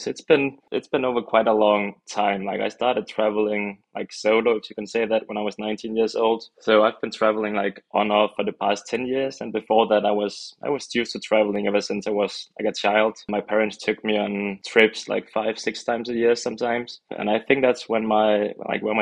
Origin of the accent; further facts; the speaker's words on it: Denmark; I'm from Denmark, 29 years old